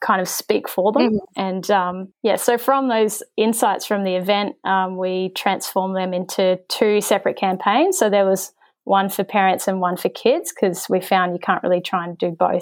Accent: New Zealand; I grew up in New Zealand

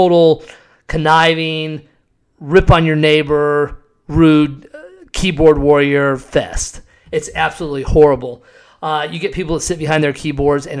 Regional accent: Scottsdale, Arizona, United States; also born or lived in Cave Creek, Arizona; Growing up in Scottsdale

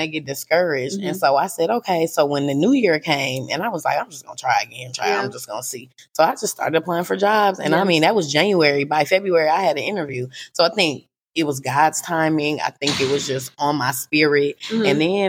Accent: Freeport, Illinois, United States; moved away as an adult; also born or lived in Nashville, Tennessee; now in Alpharetta, United States; I'm from a little town. I am from Freeport, Illinois. Okay, let me put Freeport on the map. 815 is the best. Mm-hmm. Definitely from the Midwest. So I'm a Midwest girl.

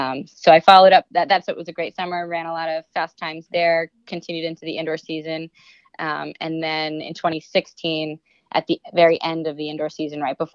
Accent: New York City, New York, United States; I grew up in Brooklyn and Queens in New York City

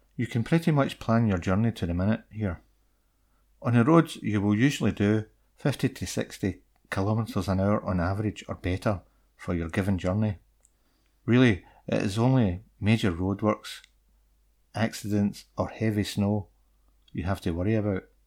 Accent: United Kingdom; I'm from the U K.

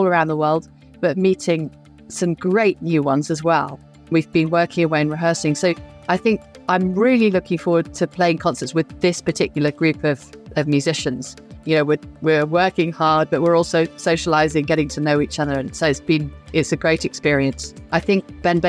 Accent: United Kingdom; being a British cellist

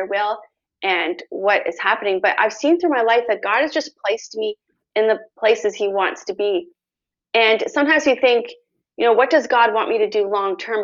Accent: Canada; also born or lived in United States; I'm from Canada.

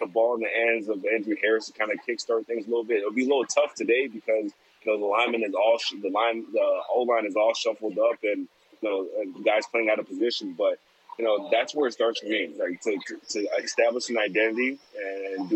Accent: Toronto, Ontario, Canada; growing up in Toronto

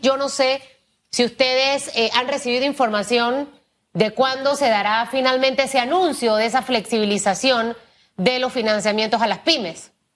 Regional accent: Panama; yo como panameña, como periodista, como eh, pequeña empresaria

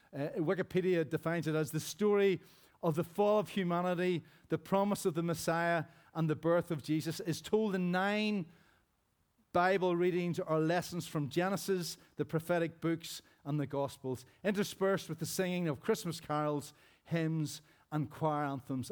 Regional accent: Rosary Presbyterian Church, Northern Ireland, United Kingdom; as a child growing up in Rosary Presbyterian Church back in the day

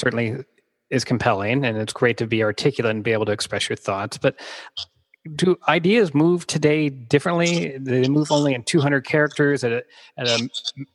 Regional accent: United States; as an American

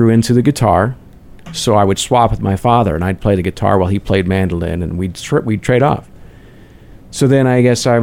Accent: Huntington Beach, California, United States; now in Arizona, United States; I'm from Huntington Beach, California.

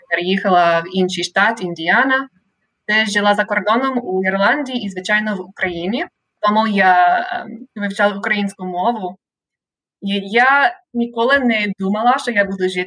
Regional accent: Sacramento, California, United States; Ukrainian is a second language; also born or lived in Monterey, California / Indiana / Ireland / Ukraine; я родом е, з Каліфорнії, місто Сакраменто. Це невелике місто, але Сакраменто це столиця Каліфорнії. Е, і я я зараз досі живу е, у своєму рідному місті, але кілька разів у житті я переїжджала.

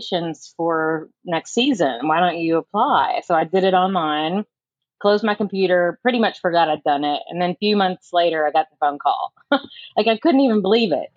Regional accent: about 40 miles outside Louisville, Kentucky, United States; I actually grew up about 40 miles outside of the city. So I grew up on a farm

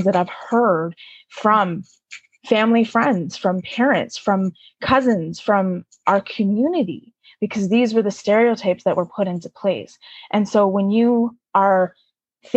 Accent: the Maritimes, Canada; I'm from the Maritime provinces

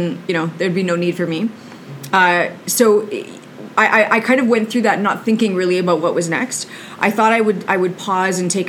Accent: Brandon, Manitoba, Canada; now in Winnipeg, Canada; I was born in Brandon. I moved to Winnipeg when I was about 12 years old. I went to school here, did law school here

